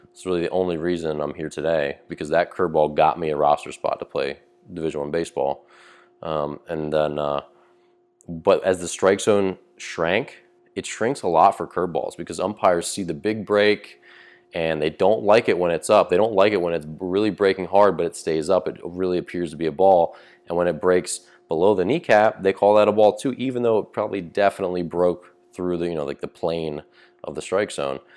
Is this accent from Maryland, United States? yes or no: yes; Maryland, United States; moved away; when I grew up in Maryland